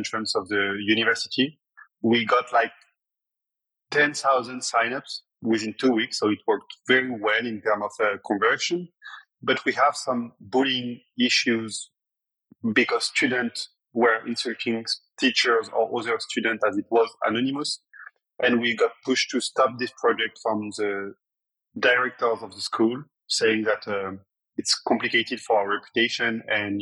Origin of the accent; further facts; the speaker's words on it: Paris, Île-de-France, France; I was born in Paris